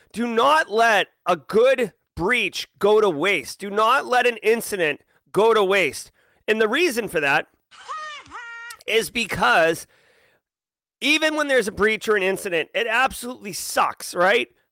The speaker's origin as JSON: {"language": "English", "region": "New England", "country": "United States", "tie": "born or raised there", "said": "I grew up in New England"}